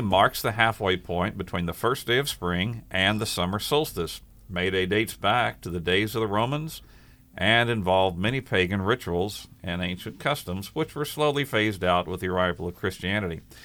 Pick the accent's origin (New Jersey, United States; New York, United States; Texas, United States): Texas, United States; Kerrville; she worked at the county clerk's office in my hometown of Kerrville, Texas